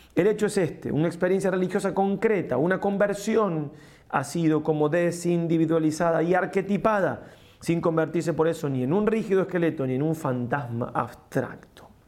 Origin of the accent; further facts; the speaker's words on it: Argentina; también soy argentino